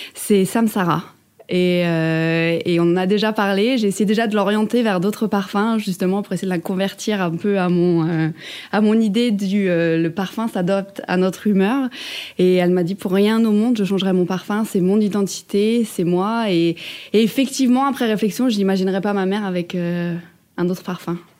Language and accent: French; Ardennes, Grand Est, France; je viens des Ardennes